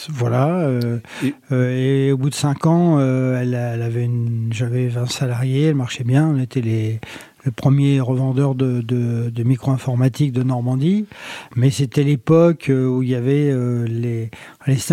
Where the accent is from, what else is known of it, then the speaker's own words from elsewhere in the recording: Morocco; born there; also born or lived in Mantes-la-Jolie, France; par moi je suis né au Maroc et mon papa euh, était électricien